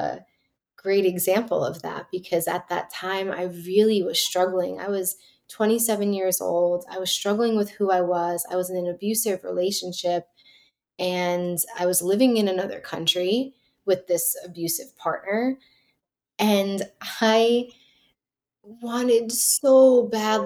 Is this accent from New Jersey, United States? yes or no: yes; New Jersey, United States; also born or lived in New York City; I grew up in New Jersey